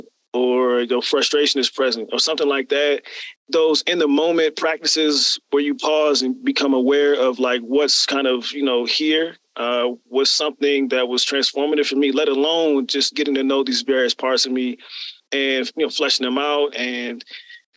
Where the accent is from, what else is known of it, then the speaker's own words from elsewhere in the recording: Germantown, Maryland, United States; also born or lived in New Jersey; I grew up in the DMV. So for those who are not familiar, the DC, Maryland, Virginia area, Germantown, Maryland, about 20 minutes north of the city, but I was born in Jersey